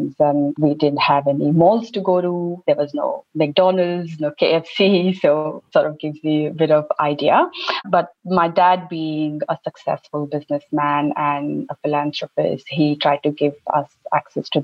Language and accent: English; Bilaspur, Chhattisgarh, India; moved away as an adult; also born or lived in Raipur, India; now in Australia; So I'm from India, as you said, from central part mostly, and born and raised in a state of Chhattisgarh and a city called Bilaspur.